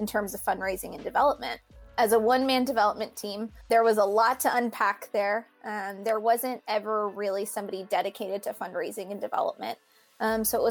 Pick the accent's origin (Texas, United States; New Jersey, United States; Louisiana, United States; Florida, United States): Texas, United States; the Rio Grande Valley; also born or lived in Houston, Texas; I grew up here in the Valley